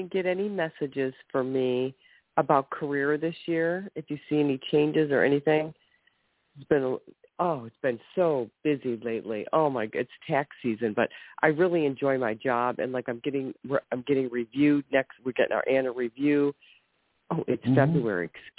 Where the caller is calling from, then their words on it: Ohio, United States; I'm calling from Ohio.